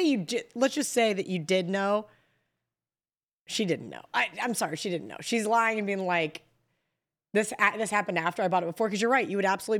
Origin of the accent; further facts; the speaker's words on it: Kansas, United States; I'm from Kansas